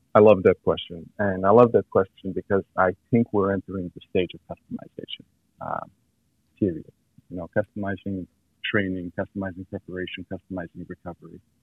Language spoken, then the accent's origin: English; Montenegro; moved away; I grew up in Montenegro, which is southeast